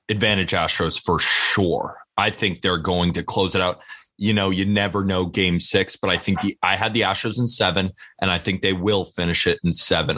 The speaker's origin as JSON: {"language": "English", "region": "California", "country": "United States", "tie": "born or raised there", "said": "I grew up in California."}